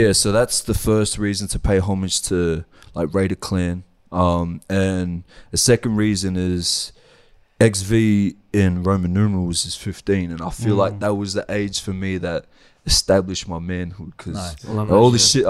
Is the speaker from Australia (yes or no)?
yes; Sydney, New South Wales, Australia; also born or lived in Wellington, New Zealand; I moved over here when I was like, bro, I don't even think I was one